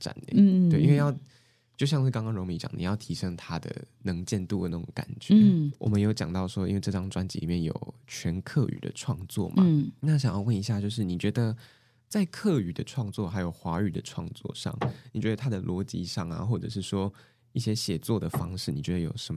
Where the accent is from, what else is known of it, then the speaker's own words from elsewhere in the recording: southern Taiwan, Taiwan; first language Mandarin and Taiwanese Hokkien; 我在家里我跟我妈讲电话都是讲台语。欸、我是南部人。